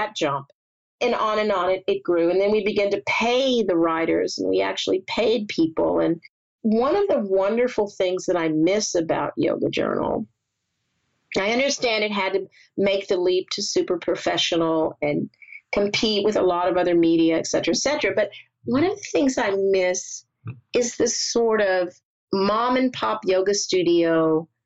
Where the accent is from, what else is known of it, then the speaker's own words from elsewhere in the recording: the South, United States; moved away; We grew up in the South